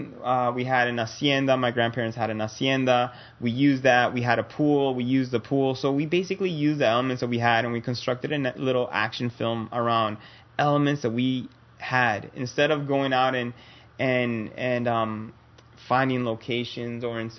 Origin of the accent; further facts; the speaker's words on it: Nicaragua; my home country, Nicaragua, in Central America